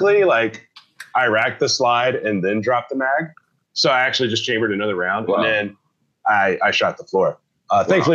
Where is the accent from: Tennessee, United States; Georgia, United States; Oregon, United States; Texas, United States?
Georgia, United States; moved away; I grew up in Georgia